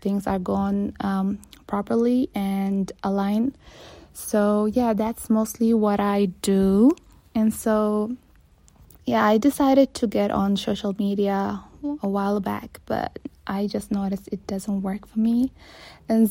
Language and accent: English; Saudi Arabia; I'm born and raised in Saudi Arabia.